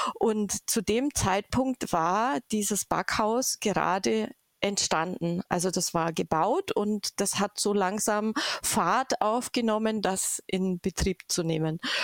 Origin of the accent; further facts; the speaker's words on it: Augsburg area, Bavaria, Germany; ich komme aus der Augsburger Gegend